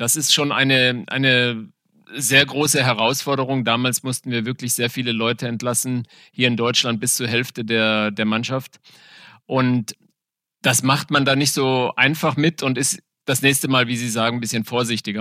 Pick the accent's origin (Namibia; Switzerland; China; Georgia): Namibia; Windhoek, Khomas; moved away as an adult; also born or lived in South Africa; now in Germany; Also ich bin in Namibia geboren, aufgewachsen